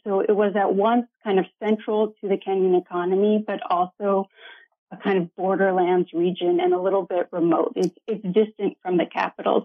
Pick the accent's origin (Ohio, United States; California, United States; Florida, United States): Ohio, United States; moved away as an adult; also born or lived in Iowa / Georgia / Ghana / Lesotho; so I grew up in Ohio in a small college town